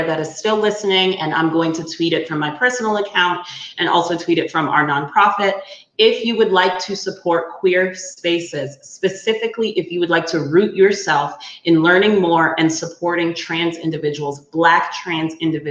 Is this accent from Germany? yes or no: no; Nigeria; I'm Nigerian